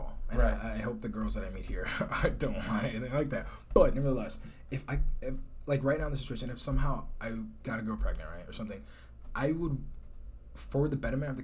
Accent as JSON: {"language": "English", "town": "Chicago", "region": "Illinois", "country": "United States", "moved": "yes", "said": "I'm from Chicago"}